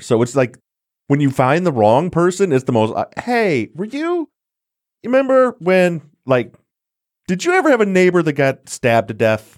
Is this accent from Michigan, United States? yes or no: yes; Michigan, United States; I'm born and raised in Michigan, still in Michigan, but other side of the state from Detroit